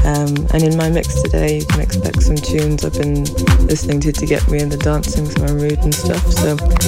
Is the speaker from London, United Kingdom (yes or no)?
yes; London, United Kingdom; I'm an artist from London